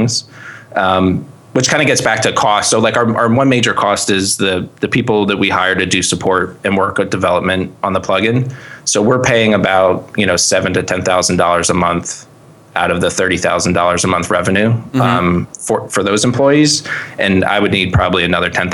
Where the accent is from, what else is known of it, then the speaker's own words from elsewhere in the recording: Reading, Pennsylvania, United States; also born or lived in Philadelphia area; I was born in Reading. So my family's from here.